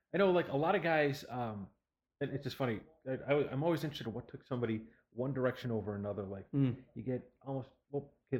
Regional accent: Buffalo, New York, United States; moved away; I grew up back east. I grew up in Buffalo, New York.

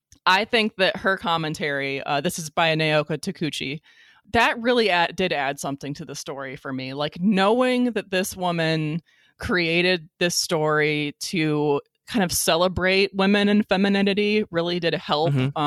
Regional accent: United States; I say that as an American

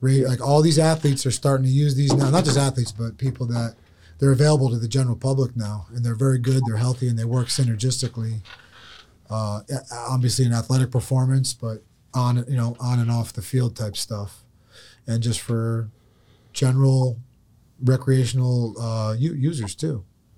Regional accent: Dagestan, Russia; Yeah. We're both from Dagestan?

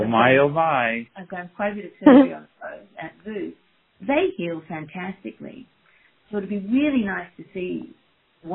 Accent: Australia; moved away as an adult; also born or lived in Perth, Australia / Sydney, Australia / Saskatchewan, Canada / Edinburgh, Scotland; now in Michigan, United States; I am from Australia originally, and did my veterinary degree and an internship and a registrarship in Perth and then Sydney

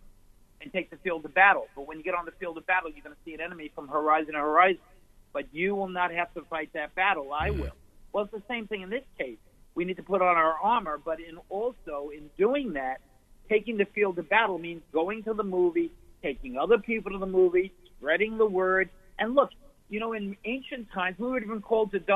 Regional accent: New Jersey, United States; we're two guys from New Jersey

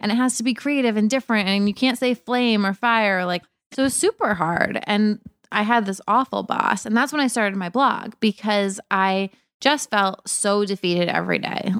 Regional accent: Cape Cod, Massachusetts, United States; moved away as an adult; also born or lived in Boston; now in New York, United States; I grew up in Cape Cod

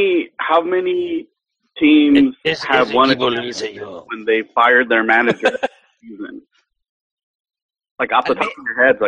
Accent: Mexico City, Mexico; I was born in Mexico City. The majority of my family were American.

